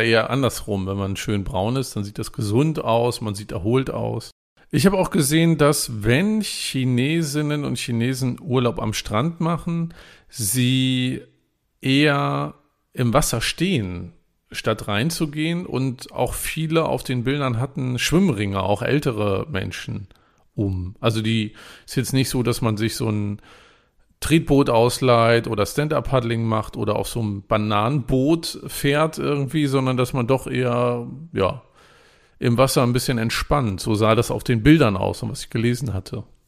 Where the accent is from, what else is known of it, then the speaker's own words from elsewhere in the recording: Germany; Ich bin an der Küste groß geworden